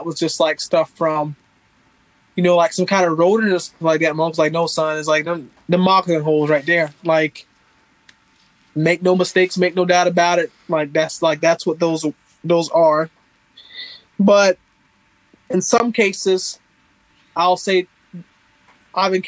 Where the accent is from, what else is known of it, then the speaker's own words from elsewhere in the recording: Northeast Florida, United States; I grew up in Northeast Florida